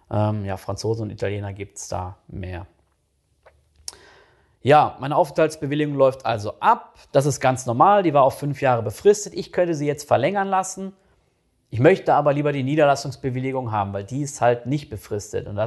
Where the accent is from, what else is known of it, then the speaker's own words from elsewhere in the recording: North Rhine-Westphalia, Germany; Das kenne ich jetzt äh, aus NRW oder aus dem Ruhrgebiet, wo ich herkomme, kenne ich das echt nicht so.